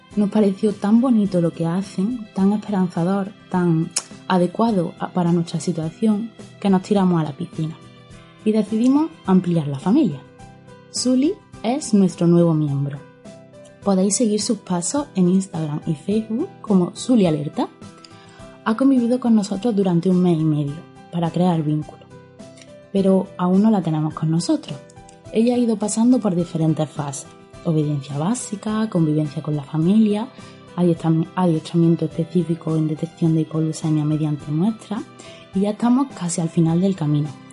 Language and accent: Spanish; Córdoba, Andalusia, Spain; accent: Cordoban; Como habréis descubierto por mi acento, somos una familia cordobesa